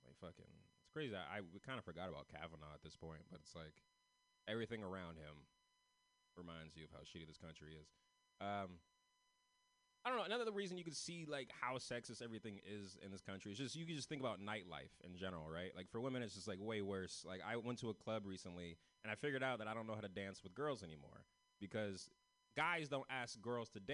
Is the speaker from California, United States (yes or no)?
yes; San Francisco, California, United States; I'm from San Francisco. I'm one of the only ones from San Francisco in this festival tonight